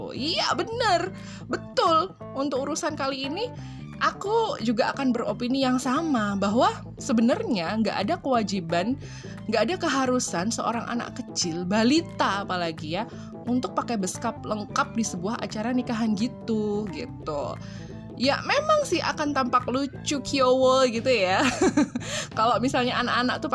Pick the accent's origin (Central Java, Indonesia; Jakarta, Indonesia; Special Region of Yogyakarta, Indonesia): Central Java, Indonesia; Surakarta; aku itu lahir gede di Solo ya asli wong Solo loh aku ini.